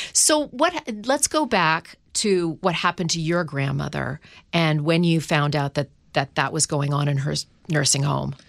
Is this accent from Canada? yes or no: yes; Canada; now in United States; I'm from Canada. I mean, so I'm from a socialist country.